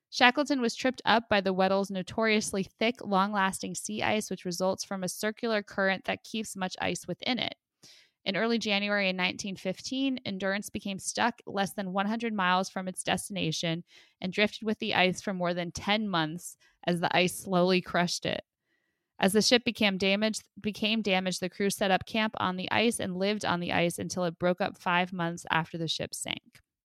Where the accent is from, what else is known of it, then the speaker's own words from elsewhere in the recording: United States; as an American